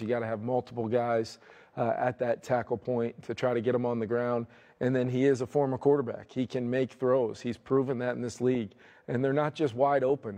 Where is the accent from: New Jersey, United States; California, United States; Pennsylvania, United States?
New Jersey, United States; growing up in New Jersey